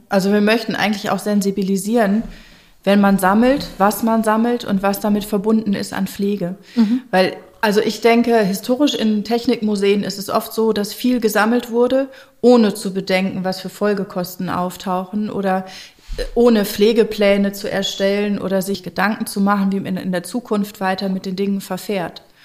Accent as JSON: {"language": "German", "region": "North Rhine-Westphalia", "country": "Germany", "said": "ich komme ja hier aus der Gegend"}